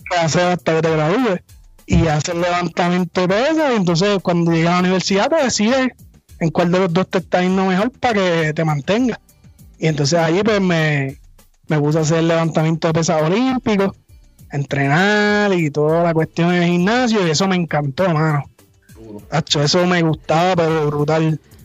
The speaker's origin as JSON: {"language": "Spanish", "town": "San Germán", "country": "Puerto Rico", "tie": "born or raised there", "said": "A los cinco años, si no me equivoco, mi papá me llevó a una escuela de taekwondo en mi pueblo, en San Germán, allá en Puerto Rico"}